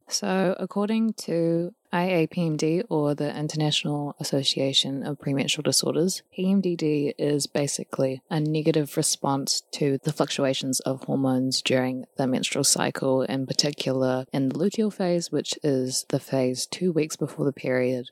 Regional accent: New Zealand; what I've noticed growing up in Aotearoa, New Zealand

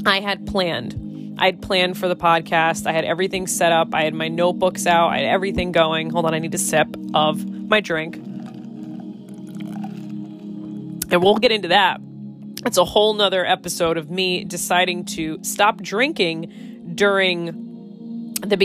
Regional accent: Connecticut, United States; I'm from Connecticut

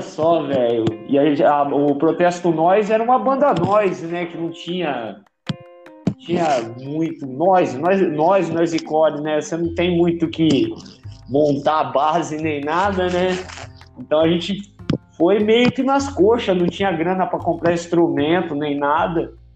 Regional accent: Porto Ferreira, São Paulo, Brazil; eu sou de Porto Ferreira, acabou migrando para cá

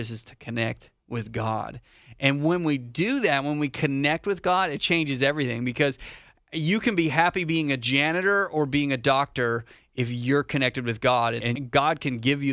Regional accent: Canada; moved away as an adult; now in North Carolina, United States; I'm Canadian. I'm not from here. I'm not from America

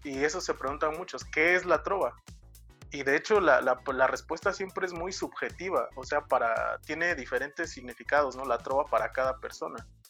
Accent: Asunción Nochixtlán, Oaxaca, Mexico; soy de Asunción Ochixtlán, Oaxaca

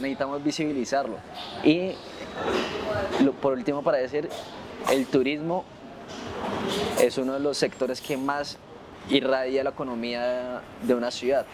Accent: Ibagué, Tolima, Colombia; soy de Ibagué

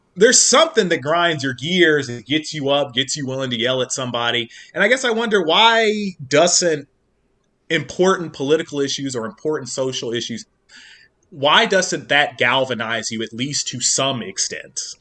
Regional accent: Kentucky, United States; now in Northern Virginia, United States; growing up in Kentucky

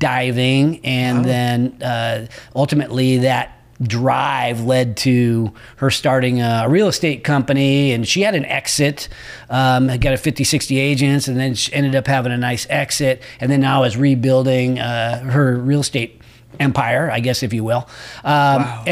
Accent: Roseville, California, United States; My old stomping grounds. I grew up in Roseville

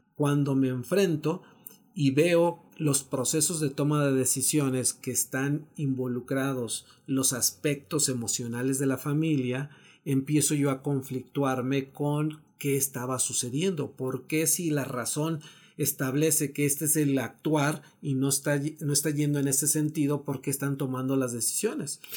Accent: Mexico; hemos avanzado como mexicanos

